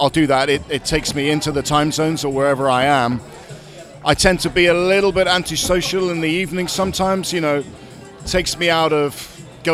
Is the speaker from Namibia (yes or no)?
no; England, United Kingdom; now in Amsterdam, Netherlands; I'm from England, but I live in Amsterdam